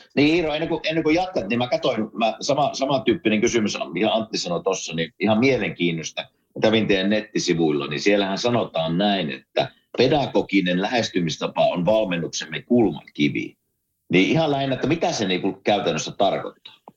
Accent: Kuopio, North Savo, Finland; minä kasvoin Kuopiossa

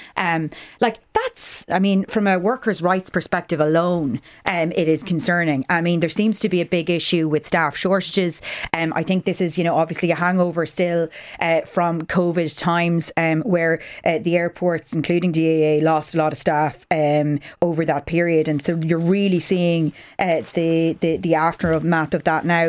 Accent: Ireland; we, young people growing up in Ireland post nineteen ninety-eight

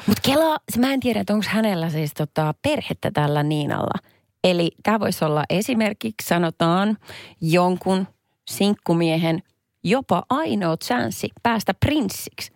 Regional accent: Perniö, Southwest Finland, Finland; Mä oon kotoisin Varsinais-Suomen Perniöstä

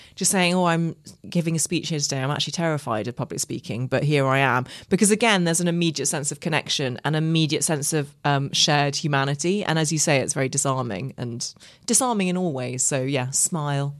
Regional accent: Ireland; I grew up in Ireland

